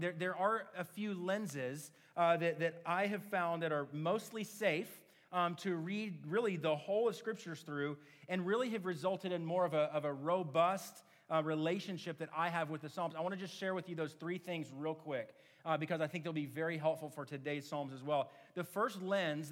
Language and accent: English; Oklahoma City, Oklahoma, United States; moved away; I grew up in Oklahoma City, but since moving back to Oklahoma City in 2017